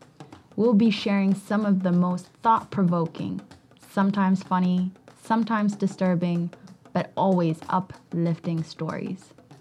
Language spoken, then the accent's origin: English; Ethiopia; I was born in Ethiopia to an Ethiopian dad and an Eritrean mom. When I was 7, I moved to Papua New Guinea. I then celebrated my 10th birthday halfway across the world, living in Malawi.